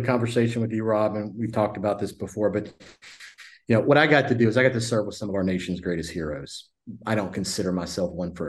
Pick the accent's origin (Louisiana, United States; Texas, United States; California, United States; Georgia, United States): Louisiana, United States; moved away; So I grew up in Louisiana as one creature of the swamp